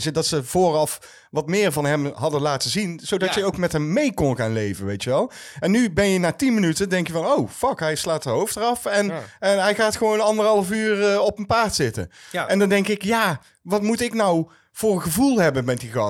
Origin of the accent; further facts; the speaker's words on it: North Brabant, Netherlands; ja, maar we komen uit